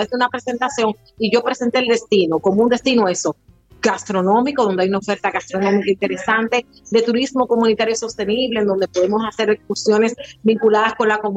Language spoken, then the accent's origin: Spanish; Dominican Republic; para uno como dominicano que le toca por de su país